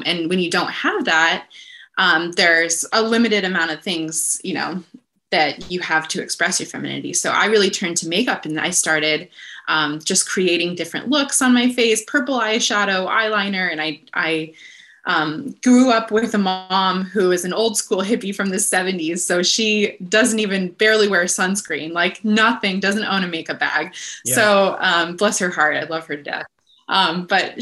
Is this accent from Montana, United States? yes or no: yes; northwestern Montana, United States; now in Los Angeles, United States; I'm from northwestern Montana, so kind of just a few hours south of the Canadian border. So I grew up in those incredible mountains up there